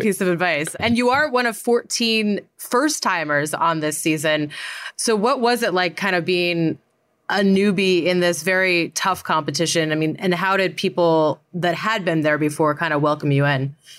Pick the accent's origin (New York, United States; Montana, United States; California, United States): Montana, United States; Great Falls; I'm from Great Falls